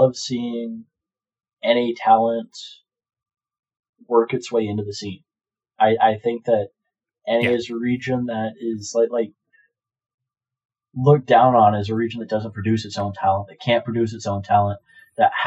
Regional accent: Canada; us being both Canadian

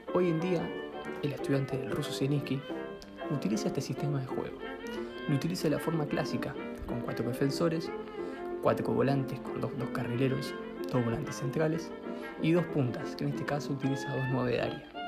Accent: La Plata, Buenos Aires Province, Argentina; soy de La Plata

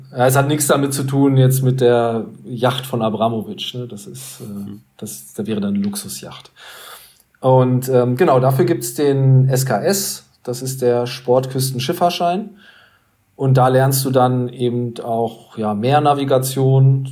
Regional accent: Hanover, Lower Saxony, Germany; bei uns in Hannover

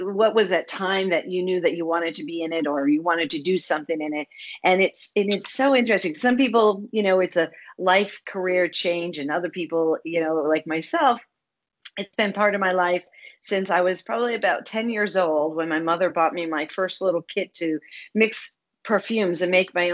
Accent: Boston, Massachusetts, United States; I'm from Boston area.

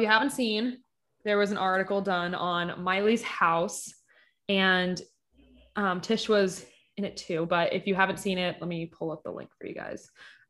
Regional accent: Kentucky, United States; And also I'm from Eastern Kentucky.

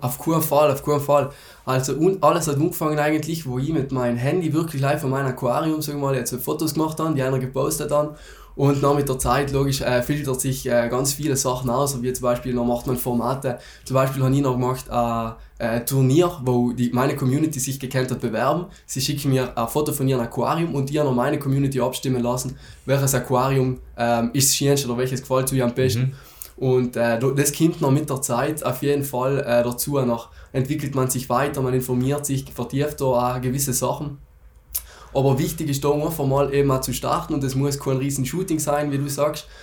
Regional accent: South Tyrol, Trentino-Alto Adige, Italy; bei uns in Südtirol

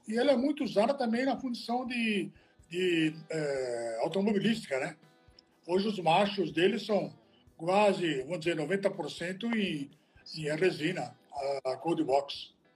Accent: Italy; now in Brazil; eu sou italiano, né? Não sou brasileiro. Eu nasci na Itália

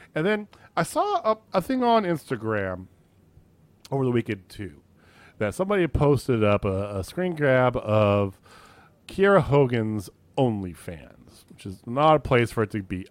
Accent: Central Illinois, United States; moved away; also born or lived in Missouri; I grew up in Central Illinois

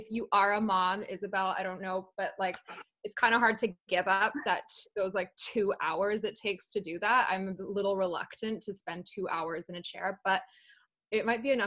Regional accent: Calgary, Alberta, Canada; also born or lived in London, United Kingdom; I was born in London in the UK. I moved to Calgary when I was 8, and I mainly grew up in Calgary, actually

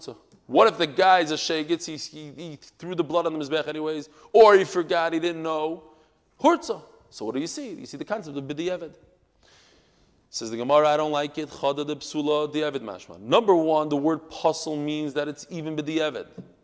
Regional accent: New York, United States; I'm also from New York.

